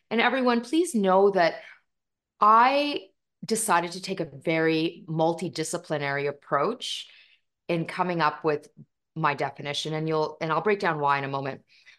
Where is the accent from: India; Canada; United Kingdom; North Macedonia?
India; Punjab; And not only are we from India, we're North Indian, which makes us Punjabi by culture, and we are Sikh by faith. And so my faith is called Sikhism or Sikhi.